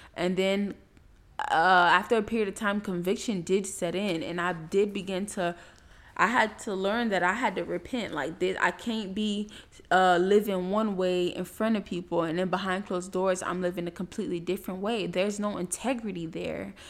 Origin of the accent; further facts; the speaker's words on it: Miami, Florida, United States; moved away as an adult; also born or lived in Tallahassee, Florida; people that I grew up with in Miami